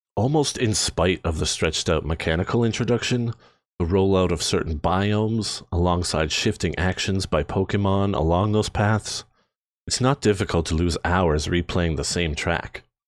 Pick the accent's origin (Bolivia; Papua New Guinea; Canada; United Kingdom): Canada; We are from Canada. I'm proud to be Canadian